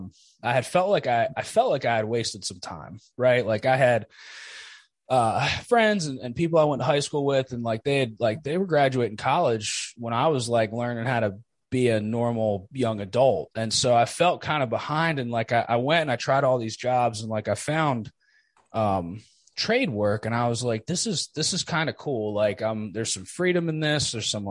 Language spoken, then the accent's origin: English; New Jersey, United States; I grew up in Jersey